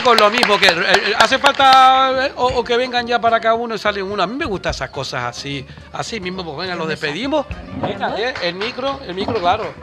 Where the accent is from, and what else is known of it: Canary Islands, Spain